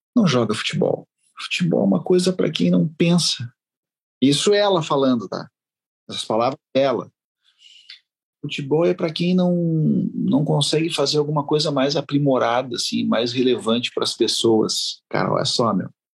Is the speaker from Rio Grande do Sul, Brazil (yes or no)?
yes; Porto Alegre, Rio Grande do Sul, Brazil; also born or lived in Uruguay; eu nasci no Uruguai, né? Nasci na fronteira e, e eu vim para cá com minha mãe sozinho, para Porto Alegre